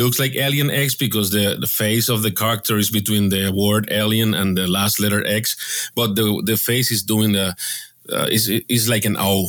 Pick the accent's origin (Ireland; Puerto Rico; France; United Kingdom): Puerto Rico; Ponce; I'm from Ponce, Puerto Rico, right in the south of the Caribbean island.